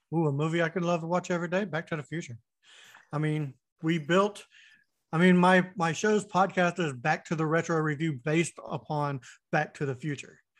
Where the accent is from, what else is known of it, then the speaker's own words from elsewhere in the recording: Winter Haven, Florida, United States; I grew up in Florida, and the town I was in, uh, Winter Haven, Florida